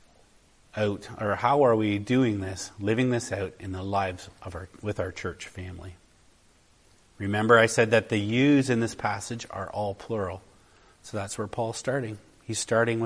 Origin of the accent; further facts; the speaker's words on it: Canada; I'm a Canadian traveling to another part of the world. Do people know I'm a Canadian by the way I am?